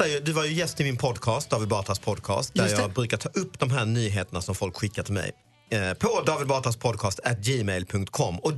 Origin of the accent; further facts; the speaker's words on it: India; Swedish is a second language; Men så, så då försöker jag förklara att jag är ju indier och vi älskar ju fan elefanter.